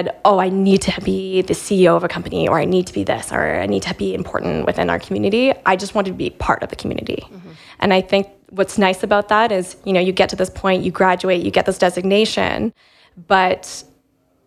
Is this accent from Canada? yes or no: yes; Calgary, Alberta, Canada; moved away as an adult; now in London, United Kingdom; I was born and raised in Calgary.